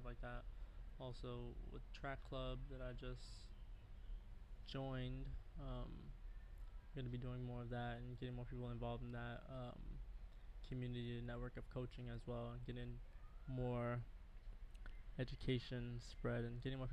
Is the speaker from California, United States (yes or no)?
no; New York City, New York, United States; I'm from Brooklyn, New York, Flatbush, Brooklyn